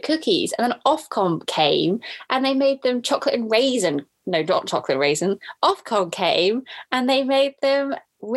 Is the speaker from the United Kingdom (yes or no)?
yes; Cirencester, South West England, United Kingdom; also born or lived in Cheltenham; Cirencester, can I say my hometown?